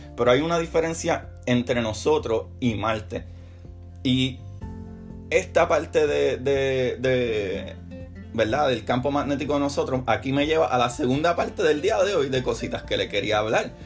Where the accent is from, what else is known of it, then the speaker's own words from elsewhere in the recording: Puerto Rico; mi país, en Puerto Rico, que celebramos los Reyes